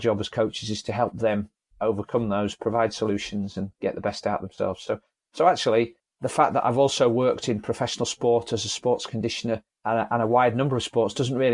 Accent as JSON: {"language": "English", "town": "Leeds", "region": "Yorkshire and the Humber", "country": "United Kingdom", "said": "I'm from Leeds in Yorkshire"}